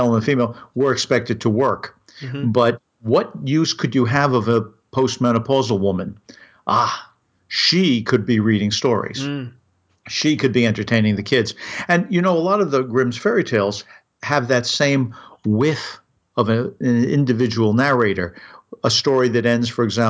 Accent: New York City, New York, United States; Growing up in Brooklyn, I knew a lot of things. I mean, growing up in New York

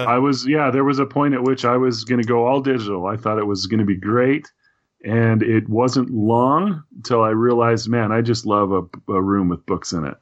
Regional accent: Idaho Falls, Idaho, United States; moved away as an adult; also born or lived in Tucson, Arizona; I grew up in Idaho Falls, Idaho, which has got to be that small town.

